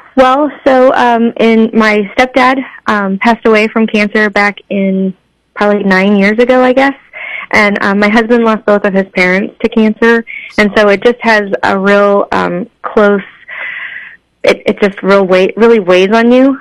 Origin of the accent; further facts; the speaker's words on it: Cape Girardeau, Missouri, United States; now in St. Louis, United States; So I live in St. Louis, but I grew up in Cape Girardeau